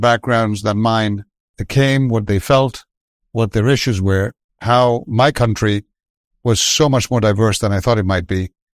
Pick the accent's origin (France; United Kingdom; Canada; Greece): Greece; Athens, Attica; moved away as an adult; now in United States; I was from Athens. I was from a well-off family